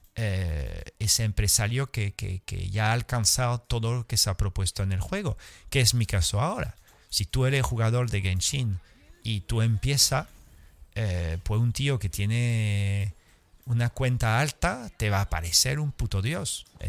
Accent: France; Spanish is a second language; now in Andalusia, Spain; nací en Francia, poca sangre latina tenía

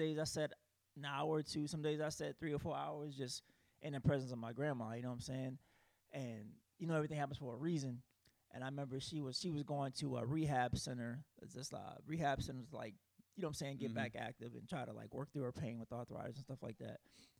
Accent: South Carolina, United States; I'm from South Carolina. Usually I go back to South Carolina

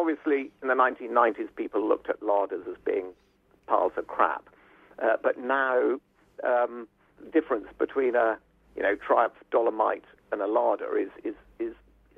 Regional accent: Turkey; Well, because I was brought up in Turkey, the family first car was a Mercedes 300 Adenauer, if that's the right pronunciation.

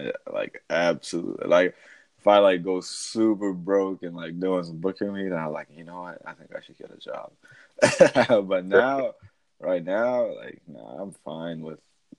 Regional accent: Zambia; moved away as an adult; also born or lived in Iowa, United States; now in Atlanta, United States; I used to live in Iowa. I'm originally from Zambia, but then after high school, I moved to Iowa for college. And then after I finished my undergrad in Iowa, then I moved here to Atlanta because I'm doing my MBA right now.

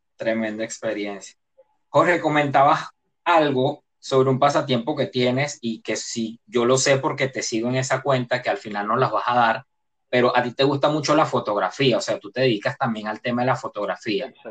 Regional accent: Venezuela; now in Panama; yo como venezolano

